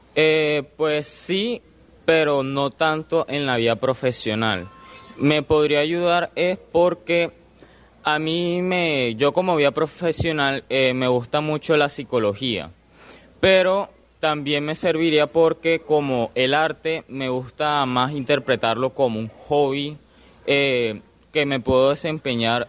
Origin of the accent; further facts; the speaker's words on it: Colombia; a todos como colombianos